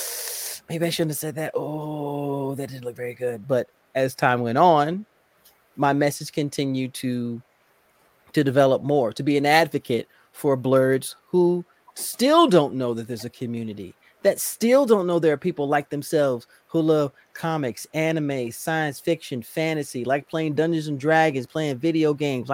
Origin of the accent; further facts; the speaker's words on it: Indianapolis, Indiana, United States; now in Virginia, United States; I'm originally from Indianapolis, Indiana, but I currently live in Virginia